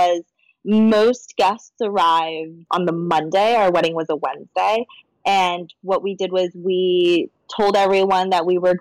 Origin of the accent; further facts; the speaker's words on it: United States; I'm Chinese American